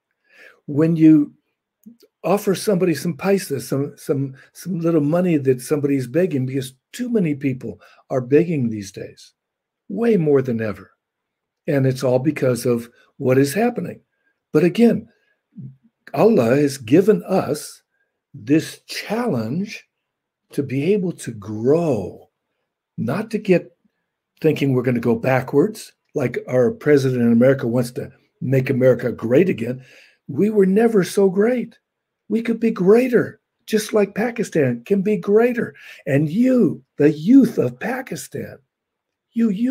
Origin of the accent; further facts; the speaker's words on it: Los Angeles, California, United States; I was born in Los Angeles